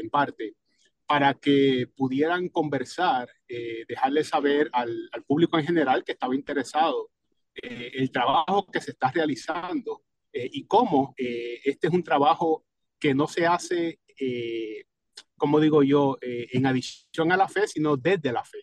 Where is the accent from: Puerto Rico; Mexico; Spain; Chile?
Puerto Rico; Cataño; now in Alexandria, Virginia, United States; mi pueblo de Cataño